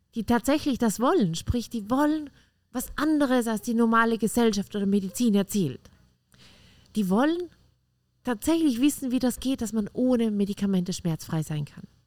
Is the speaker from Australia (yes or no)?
no; Austria; Bei uns in Österreich heißt das Kindergartentante